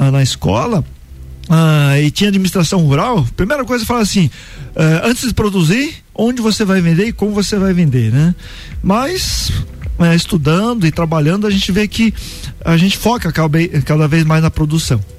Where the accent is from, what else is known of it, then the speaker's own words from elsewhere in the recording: São Paulo, Brazil; also born or lived in Paraná; Eu vim do estado de São Paulo, passei pelo Paraná e a gente trabalhava com uva